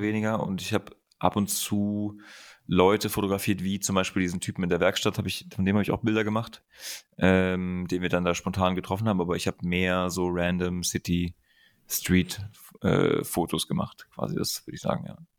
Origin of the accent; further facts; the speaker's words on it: Germany; also born or lived in Berlin; als Deutscher